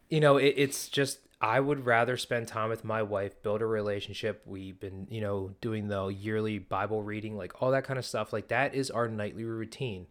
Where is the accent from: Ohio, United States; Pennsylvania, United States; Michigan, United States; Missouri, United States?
Pennsylvania, United States; growing up in Pennsylvania